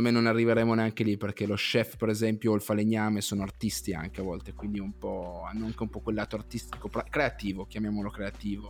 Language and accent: Italian; Piedmont, Italy; io sono piemontese